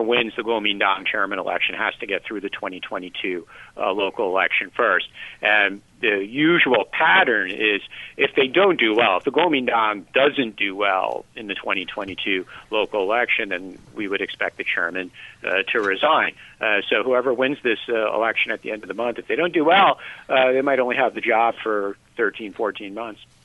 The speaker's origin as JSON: {"language": "English", "country": "United States", "moved": "yes", "lives_now": "Taiwan", "said": "as an American"}